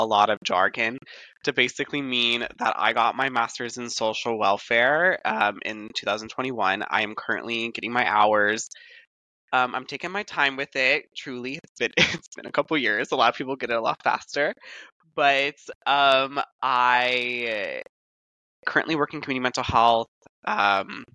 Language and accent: English; San Jose, California, United States; moved away as an adult; now in Los Angeles, United States; I was born and raised in San Jose